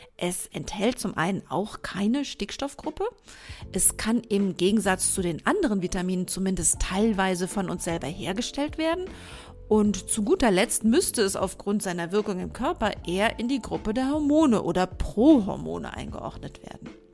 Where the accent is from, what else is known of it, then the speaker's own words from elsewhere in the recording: Germany; bei uns in Deutschland